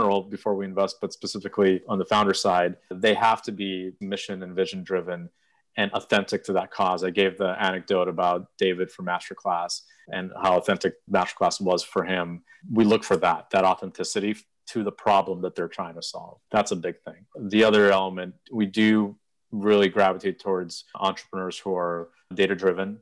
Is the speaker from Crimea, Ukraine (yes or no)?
no; Odesa, Odesa Oblast, Ukraine; moved away; I was born in Odessa, which is on the Black Sea coast. Beautiful city. I'm very proud to be from there